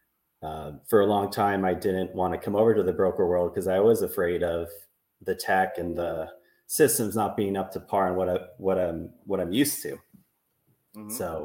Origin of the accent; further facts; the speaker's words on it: Burlingame, California, United States; back in my hometown in Burlingame